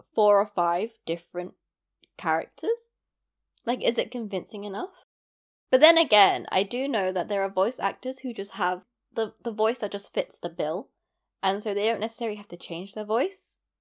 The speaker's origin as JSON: {"language": "English", "region": "London", "country": "United Kingdom", "tie": "born or raised there", "accent": "London", "said": "It's a London accent since I was born and raised in London. So most people could guess that I'm from London. Now, I grew up in East London."}